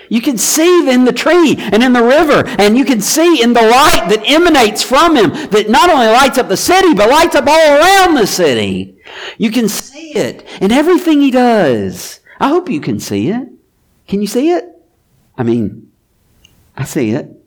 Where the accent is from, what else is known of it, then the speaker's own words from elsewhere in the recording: Mobile, Alabama, United States; I'm from Mobile